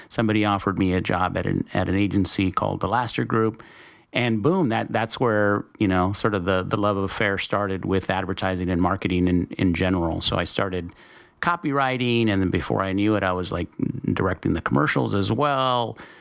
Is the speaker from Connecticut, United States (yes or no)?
no; El Paso, Texas, United States; I'm from Texas. I grew up in, uh, in El Paso